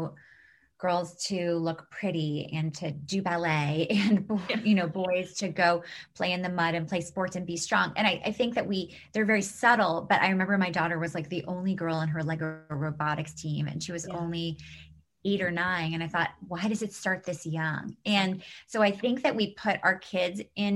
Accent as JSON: {"language": "English", "town": "New York City", "region": "New York", "country": "United States", "tie": "born or raised there", "said": "we grew up in New York City"}